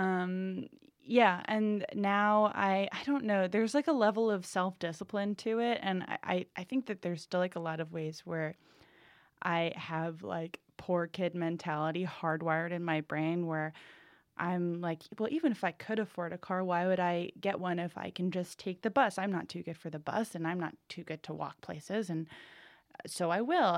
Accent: New England, United States; I'm from New England

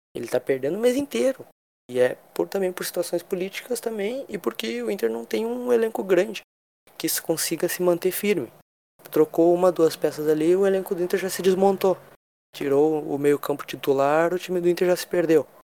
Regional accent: Rio Grande do Sul, Brazil; eu, como gaúcho

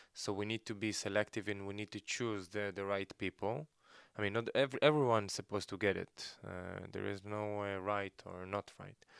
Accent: Gedera, Central District, Israel; moved away as an adult; also born or lived in Ezion; now in Tel Aviv, Israel; I was born in Ezion, uh, we moved to Gedera, I grew up in Gedera

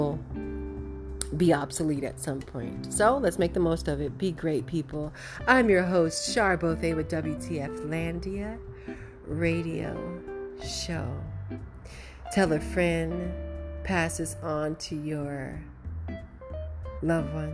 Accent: United States; As an American

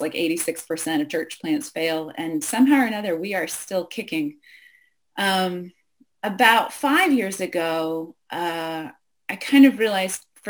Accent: Western Pennsylvania, United States; moved away as an adult; also born or lived in New York City / Boston / Michigan; I grew up in Western Pennsylvania, country kid

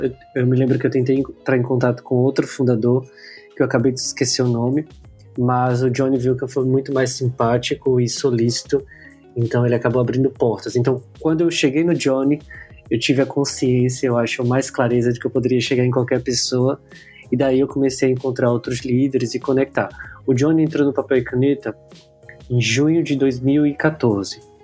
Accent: Aracaju, Sergipe, Brazil; eu sou de Aracaju, Sergipe, então sou da capital do menor estado do Brasil

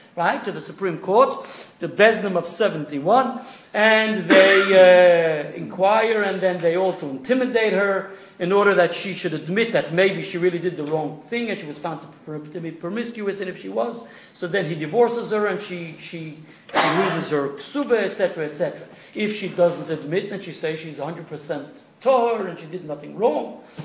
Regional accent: New York City, New York, United States; now in Melbourne, Australia; So I was born in East New York.

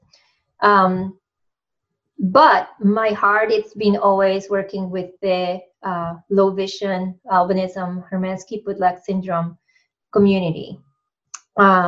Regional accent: Ponce, Puerto Rico; moved away as an adult; also born or lived in Binghamton, New York; now in Massachusetts, United States; I am originally from Puerto Rico. Came to the States to do my master's in psychobiology

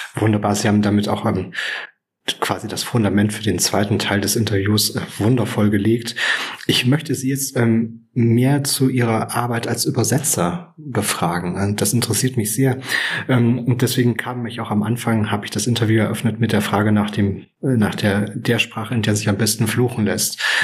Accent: Thuringia, Germany; ich bin kein Bayer, ich bin Thüringer

